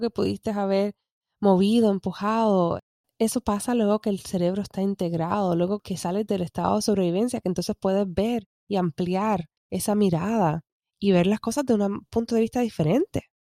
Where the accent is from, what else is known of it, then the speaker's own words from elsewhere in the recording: Puerto Rico; como decimos en Puerto Rico, estoqueado que es stuck